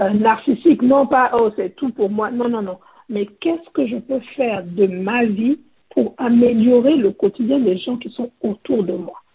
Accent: Côte d’Ivoire; moved away as an adult; now in United States; je suis ivoirienne. Euh, je vis aux États-Unis depuis à peu près 20 ans

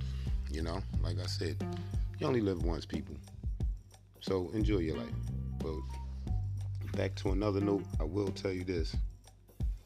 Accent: Atlantic City, New Jersey, United States; I'm from New Jersey, Atlantic City

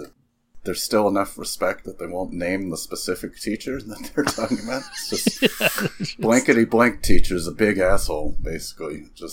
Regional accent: California, United States; I'm from California

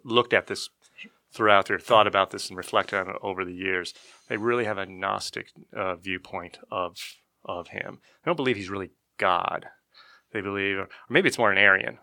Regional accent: Lake Havasu City, Arizona, United States; I was born and raised in Lake Havasu City, Arizona

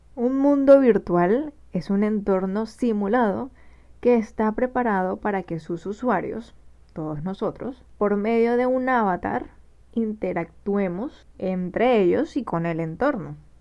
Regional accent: Barranquilla, Atlántico, Colombia; Soy diseñadora gráfica de Barranquilla, Colombia

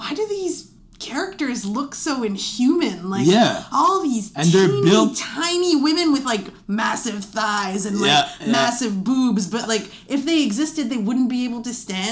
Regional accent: Montreal, Quebec, Canada; My here is NDG.

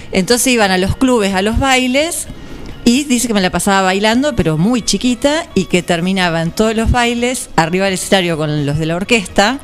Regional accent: General Pinto, Buenos Aires Province, Argentina; moved away as an adult; now in Nueve de Julio, Argentina; allá en Pinto nací, sigo teniendo toda mi familia, hice el jardín, la primaria, la secundaria

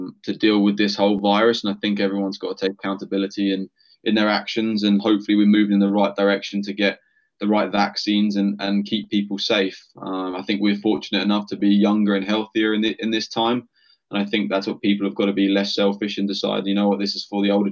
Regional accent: Bexhill-on-Sea, South East England, United Kingdom; moved away as an adult; also born or lived in United States; So I'm from a place called Bexhill-on-Sea. I'm on the south coast of England.

